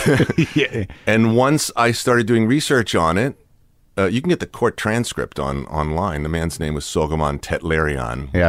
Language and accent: English; Watertown, Massachusetts, United States; moved away; Watertown where I was a little kid